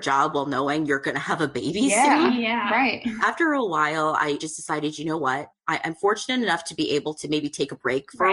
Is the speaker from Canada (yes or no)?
yes; Canada; I'm actually from Canada